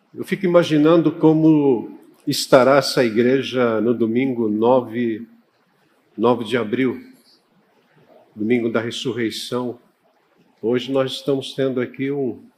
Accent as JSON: {"language": "Portuguese", "region": "São Paulo", "country": "Brazil", "tie": "born or raised there", "said": "eu sou paulistano da gema."}